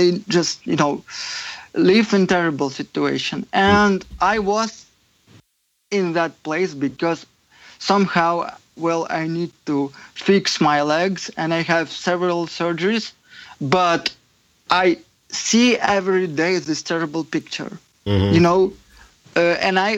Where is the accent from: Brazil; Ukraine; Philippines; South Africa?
Ukraine; English is a second language; moved away as an adult; now in United States; I was born in Ukraine, and very near to probably big city, but I was like in very depressed and typical former Soviet camp, just, you know, ordinary city.